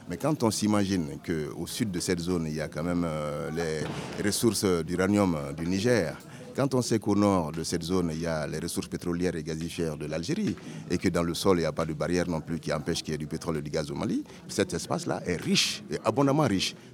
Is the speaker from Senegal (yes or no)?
yes; Dakar, Senegal; born there; Je suis né à Dakar, la capitale de l'Afrique occidentale française.